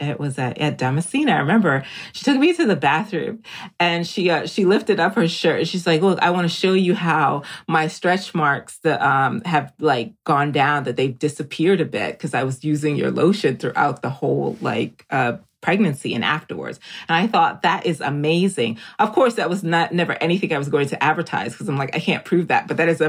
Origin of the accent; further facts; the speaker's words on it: Jamaica; born there; I'm also an island girl. I was born in Jamaica.